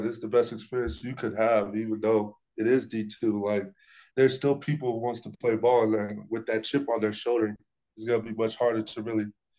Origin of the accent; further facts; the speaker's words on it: Florida, United States; moved away; my hometown school, University of South Florida